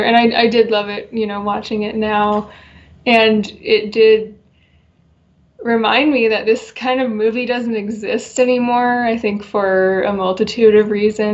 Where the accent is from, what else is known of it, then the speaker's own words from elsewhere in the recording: Las Vegas, Nevada, United States; I'm from Vegas